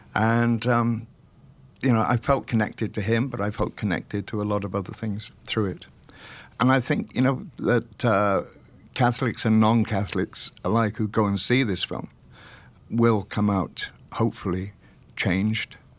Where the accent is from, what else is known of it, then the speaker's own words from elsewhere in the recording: Welsh, Wales, United Kingdom; We're both Welsh.